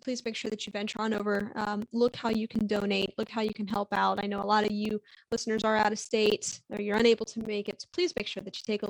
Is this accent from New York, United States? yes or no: no; Northeast Ohio, United States; growing up in Northeast Ohio